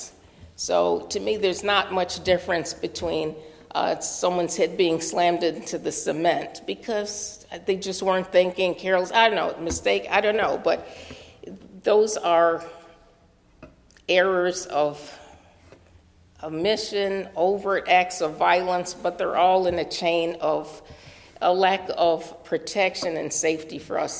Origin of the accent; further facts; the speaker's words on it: New York City, New York, United States; I'm from New York City